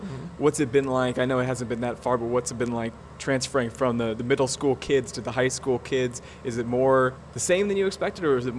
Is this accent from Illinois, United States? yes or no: yes; Sandwich, Illinois, United States; I'm from Sandwich, so I completely understand. My backyard is a cornfield, still is to this day